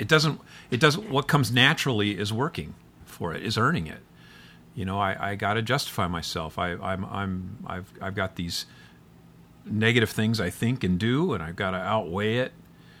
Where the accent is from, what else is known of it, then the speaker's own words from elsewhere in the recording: Midwest, United States; It's like you've seen my town. I came from the Midwest.